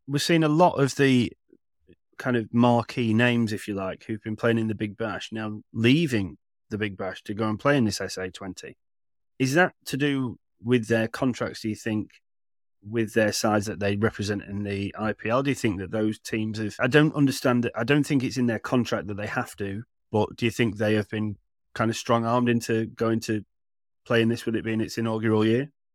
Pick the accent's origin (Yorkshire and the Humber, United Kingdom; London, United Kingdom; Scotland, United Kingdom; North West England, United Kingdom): North West England, United Kingdom; Manchester; I grew up in Manchester